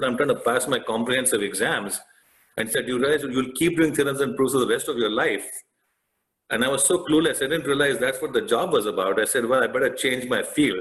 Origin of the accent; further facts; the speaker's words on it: India; moved away; I grew up in India